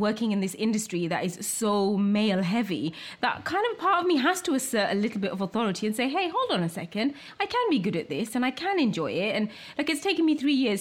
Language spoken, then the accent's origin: English; United Kingdom; I'm British, I'm also Bangladeshi